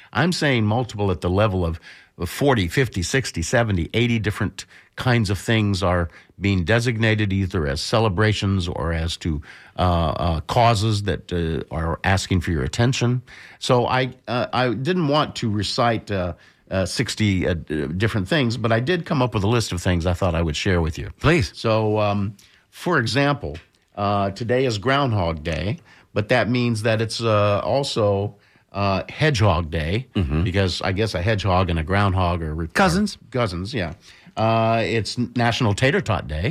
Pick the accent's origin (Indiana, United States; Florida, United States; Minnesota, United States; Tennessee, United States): Florida, United States; Bradenton; I grew up in Bradenton, Florida, one hour south of here